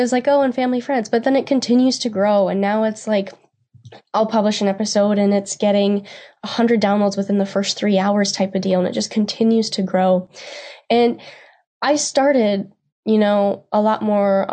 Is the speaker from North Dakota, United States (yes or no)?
yes; Steele, North Dakota, United States; moved away as an adult; also born or lived in Nebraska; I am from Steele, North Dakota, and I grew up on my family's ranch